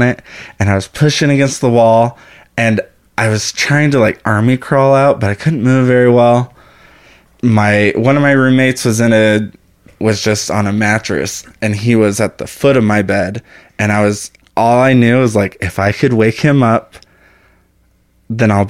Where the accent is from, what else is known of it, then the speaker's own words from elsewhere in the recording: El Paso, Texas, United States; moved away; also born or lived in Austin, Texas; I'm from El Paso